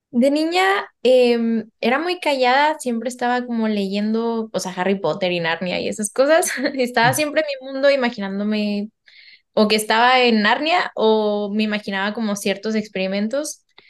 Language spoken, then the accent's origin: Spanish; Mexico; moved away as an adult; now in France; Soy mexicana y ahora también española. Y normalmente vivo en Francia